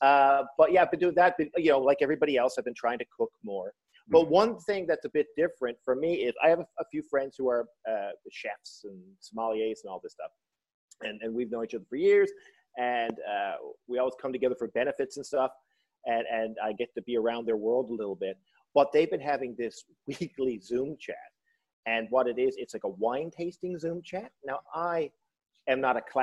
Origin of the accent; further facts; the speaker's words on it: St. John's, Newfoundland and Labrador, Canada; I am in St. John's, Newfoundland, land of my birth, right downtown